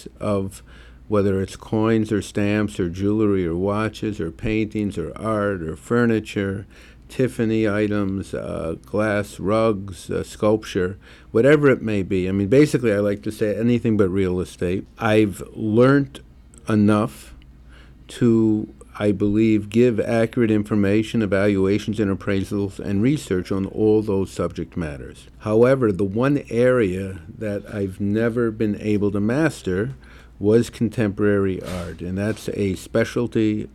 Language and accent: English; St. Paul, Minnesota, United States; now in New York, United States; my hometown where I was born in St. Paul, Minneapolis